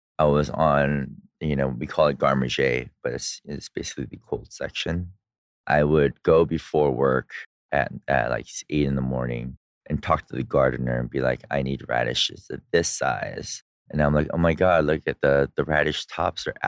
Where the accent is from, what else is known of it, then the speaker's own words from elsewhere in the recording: California, United States; moved away as an adult; also born or lived in Korea (ancestry); now in Dubai, United Arab Emirates; I'm a hippie from California